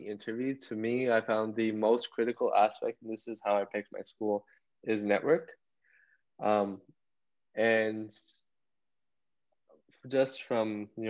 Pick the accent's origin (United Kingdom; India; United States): India; of course, I'm Indian, rural parts of India, like the smartphone boom back there.